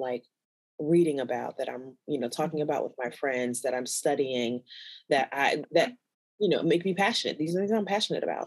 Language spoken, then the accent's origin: English; Chicago, Illinois, United States; I grew up in Chicago, Illinois, and I'm a Black